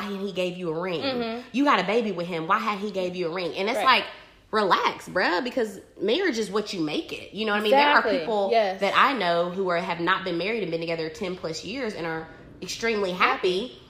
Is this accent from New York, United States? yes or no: no; Fountain Inn / Simpsonville, South Carolina, United States; moved away as an adult; also born or lived in Chicago; So we're from the South, right? Tradition. So like, I mean, majority of, like, the young women in my town, like, grew up, they're still living in Fountain Inn, Simpsonville, South Carolina